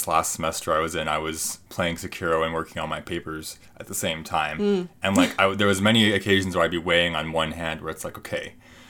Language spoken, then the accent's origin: English; Canada; Maybe we can tell we're Canadian.